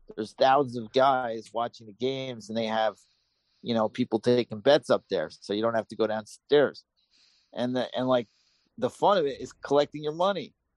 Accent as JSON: {"language": "English", "region": "New York", "country": "United States", "tie": "born or raised there", "moved": "yes", "said": "I grew up in New York"}